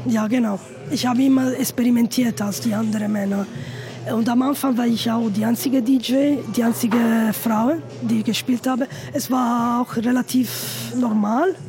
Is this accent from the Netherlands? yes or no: no; Italy; German is a second language; bei uns in Italien